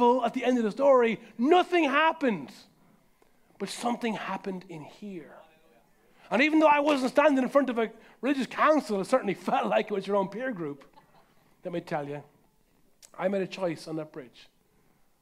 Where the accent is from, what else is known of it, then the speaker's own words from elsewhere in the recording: Carlow, Leinster, Ireland; my hometown of Carlo